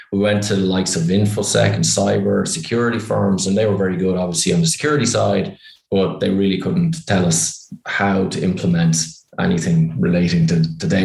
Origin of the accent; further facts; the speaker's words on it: Ireland; accent: Irish; You can probably tell by my accent I'm Irish.